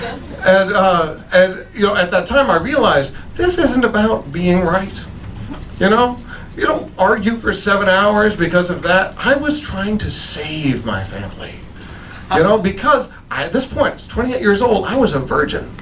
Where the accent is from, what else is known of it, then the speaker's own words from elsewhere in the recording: Tucson, Arizona, United States; moved away; Tucson, my hometown